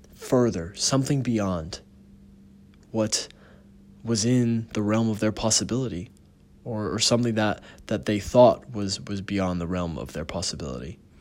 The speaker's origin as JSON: {"language": "English", "country": "United States", "said": "being an American, we have so many privileges in the country itself"}